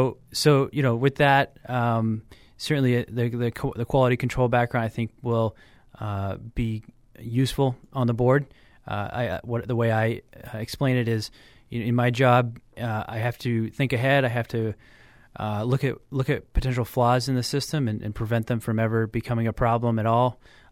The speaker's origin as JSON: {"language": "English", "town": "Goffstown", "region": "New Hampshire", "country": "United States", "tie": "born or raised there", "said": "So I grew up in Goffstown, but I went to school here in Manchester."}